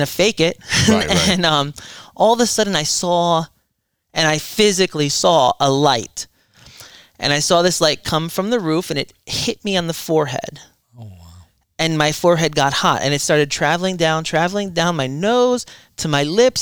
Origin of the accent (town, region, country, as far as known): Deltona, Florida, United States; born or raised there; also born or lived in Irvington, New Jersey, United States